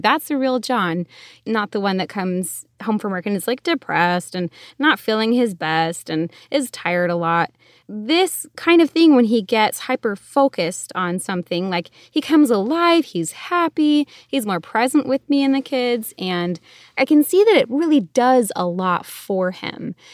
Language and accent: English; Connecticut, United States; now in Arizona, United States; I grew up in Connecticut, so yeah, East Coast, but now we live out in Arizona